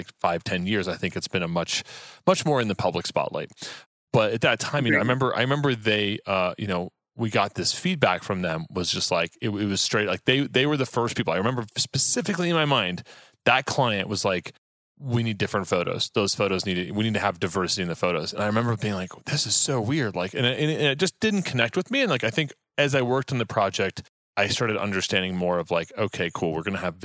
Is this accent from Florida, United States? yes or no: no; Texas, United States; I grew up in Texas